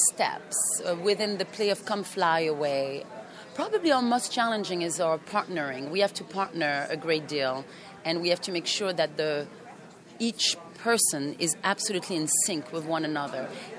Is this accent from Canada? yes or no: no; France; English is a second language; also born or lived in Cameroon; I am a mixed. I am from France, from my dad, and I'm a mixed. My mom is from Africa and the French West Indies. I was raised in Cameroon and in France at one time.